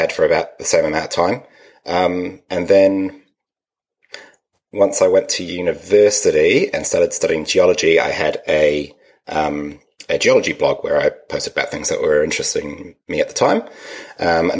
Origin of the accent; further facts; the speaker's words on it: Wellington, New Zealand; now in Palmerston North, New Zealand; I'm originally from Wellington, which is at the bottom of the lower North Island, and I consider myself a Wellingtonian.